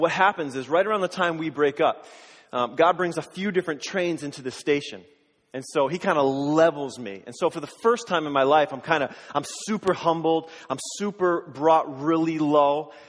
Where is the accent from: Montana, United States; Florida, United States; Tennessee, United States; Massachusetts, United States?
Massachusetts, United States; Springfield; I grew up in Western Massachusetts, in the Springfield area, in Springfield for the first 10 or 15 years, and then in the surrounding towns of Springfield